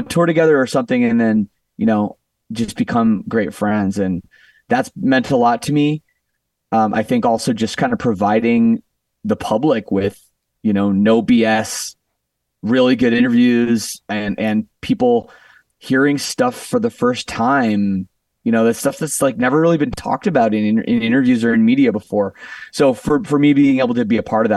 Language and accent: English; Canada; moved away as an adult; now in Las Vegas, United States; I'm from Canada